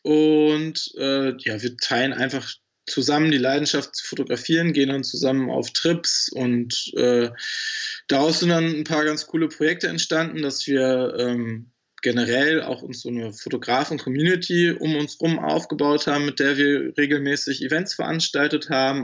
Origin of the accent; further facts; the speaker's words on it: Germany; in meinen Homegrounds, in meiner Heimat hier im Harz